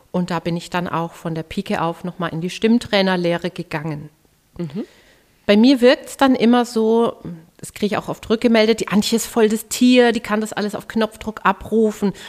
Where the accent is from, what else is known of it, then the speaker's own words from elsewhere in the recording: Herzogenaurach, Bavaria, Germany; in meiner Heimatstadt Herzogenaurach.